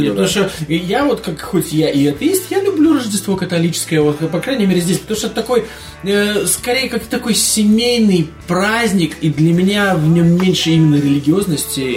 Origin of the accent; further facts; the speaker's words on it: Riga, Latvia; Из моего родного города, из Риги